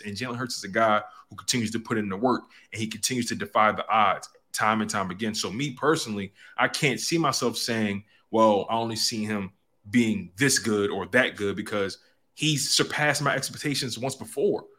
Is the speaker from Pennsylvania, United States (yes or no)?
yes; Philadelphia, Pennsylvania, United States; being born and raised in Philly